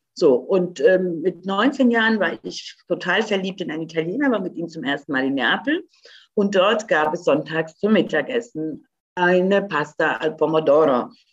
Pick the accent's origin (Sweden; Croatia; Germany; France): Croatia; moved away; ich bin ja gebürtige Kroatin